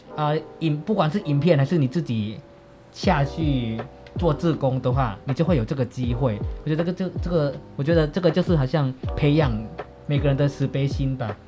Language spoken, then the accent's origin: Chinese; Chiang Mai, Thailand; first language Northern Thai (Chiang Mai dialect); Chinese is a second language; moved away as an adult; now in Hualien, Taiwan; 我来台湾读了大学四年这样子，那我之前就，呃，从小到大在泰国长大